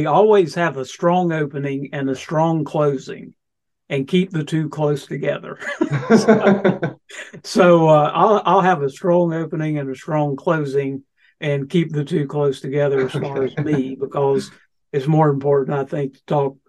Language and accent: English; Bristol, Tennessee, United States; barely born in the state of Tennessee. And I'll explain briefly. I was born in Bristol.